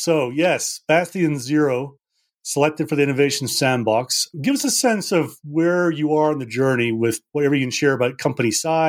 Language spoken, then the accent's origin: English; Scotland, United Kingdom; So I'm from Scotland, Sharon. We're simple people.